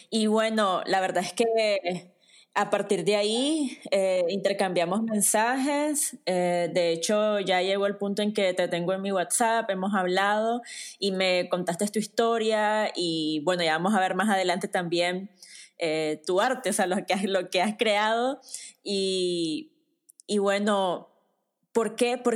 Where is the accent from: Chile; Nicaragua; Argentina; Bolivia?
Nicaragua; no podés darte una idea de cómo es el contexto de crecer en una familia tradicional nicaragüense